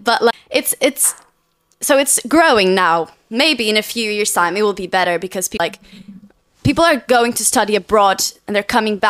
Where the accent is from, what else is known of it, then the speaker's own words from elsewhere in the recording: Lisbon, Portugal; English is a second language; moved away as an adult; now in London, United Kingdom; I'm just a basic girl from Lisbon.